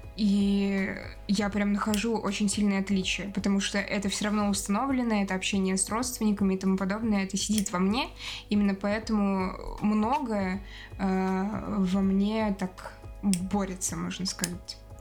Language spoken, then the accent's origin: Russian; Moscow, Russia; я выросла там в Москве, да, с детства была э, на родине там